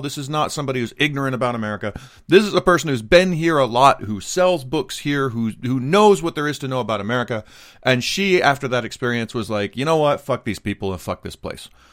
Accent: United States; now in Japan; I'm an American, married to a Japanese person, living in Japan

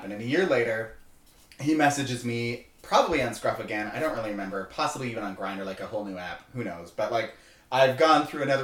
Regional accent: Canada; born or raised there; moved away

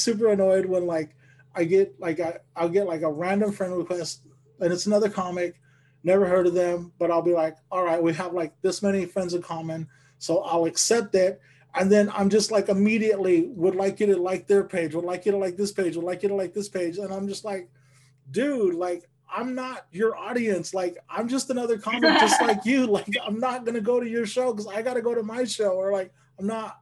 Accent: Bakersfield, California, United States; moved away; you're from my hometown

